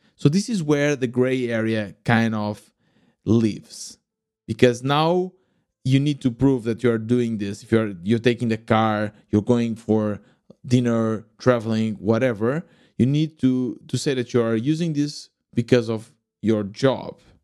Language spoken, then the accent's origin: English; Lisbon suburbs, Portugal; moved away as an adult; also born or lived in Germany; I was born in Portugal, in, uh, Lisbon, or at least in the, the nearby Lisbon, in the suburbs.